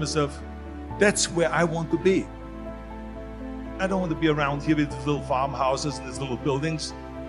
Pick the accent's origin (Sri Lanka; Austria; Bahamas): Austria; born or raised there; moved away as an adult